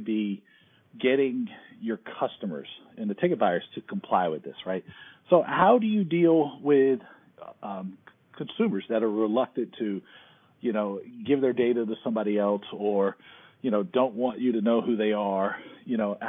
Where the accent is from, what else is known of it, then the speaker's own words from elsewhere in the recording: United States; as an American